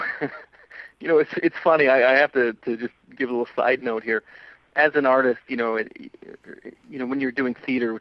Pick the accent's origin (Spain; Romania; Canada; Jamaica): Canada; Alberta; now in Vancouver, Canada; I grew up in Alberta